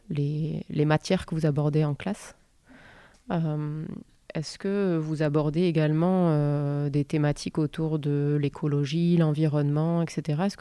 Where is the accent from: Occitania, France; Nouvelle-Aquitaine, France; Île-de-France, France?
Occitania, France; Lot; je suis née à donc je suis originaire du Lot.